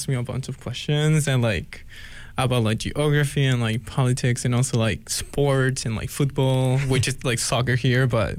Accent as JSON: {"language": "English", "town": "Talcahuano", "region": "Biobío", "country": "Chile", "tie": "born or raised there", "also_born_or_lived": "a country town in the valley, Chile", "moved": "as an adult", "lives_now": "Eugene, United States", "said": "So I'm from Talcahuano, which is like a port in like middle, like south central Chile. And then I moved to like kind of like a country town, like an hour to like the valley."}